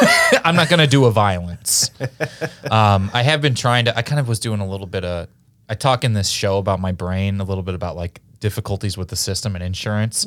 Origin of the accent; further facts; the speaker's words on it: Kansas City, Missouri, United States; Missouri, where I'm from, and I'm from Kansas City